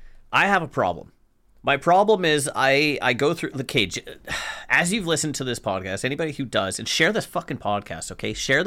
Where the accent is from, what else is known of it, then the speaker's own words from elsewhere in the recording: Canada; Because I'm fucking Canadian, Jesse.